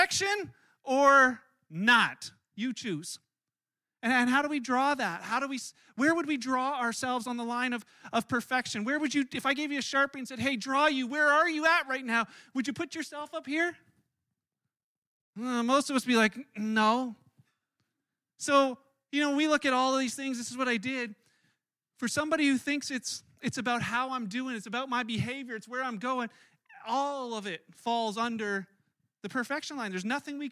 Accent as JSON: {"language": "English", "country": "Canada", "tie": "born or raised there", "said": "I was born in Canada, which makes me Canadian"}